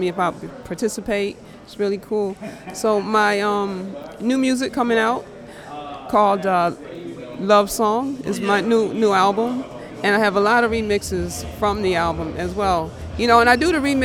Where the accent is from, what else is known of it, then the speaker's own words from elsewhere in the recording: Rochester, New York, United States; From Rochester, New York